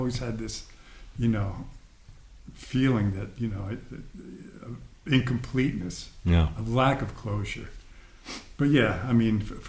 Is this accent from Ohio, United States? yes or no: no; Highland, New York, United States; also born or lived in Poughkeepsie, New York / Los Angeles / London / Costa Rica; I was born in Poughkeepsie, but raised in across the river from that in Ulster County.